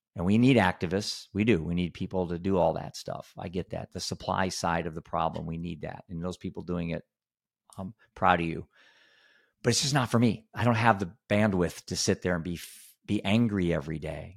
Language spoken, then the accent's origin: English; Iowa, United States; I'm a dad from Iowa.